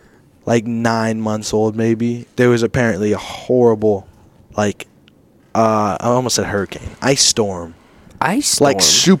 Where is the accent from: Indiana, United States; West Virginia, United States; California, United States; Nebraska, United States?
Nebraska, United States; Kearney; also born or lived in Hildreth, Nebraska; I was born in Kearney, actually.